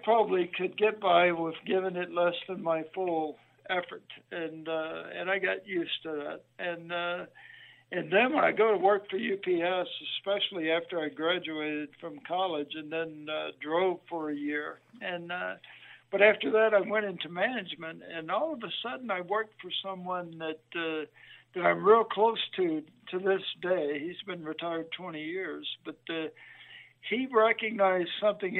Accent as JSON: {"language": "English", "town": "Greenwood", "region": "Mississippi", "country": "United States", "tie": "born or raised there", "also_born_or_lived": "Cleveland, Mississippi / Oxford, Mississippi / Nashville", "moved": "as an adult", "said": "I was born in Cleveland, Mississippi, but I grew up most of my childhood in Greenwood"}